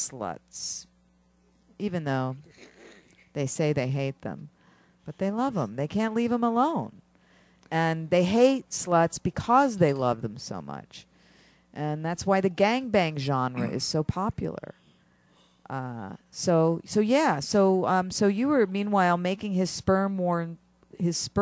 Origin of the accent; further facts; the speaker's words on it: Philadelphia, Pennsylvania, United States; I am from Philadelphia.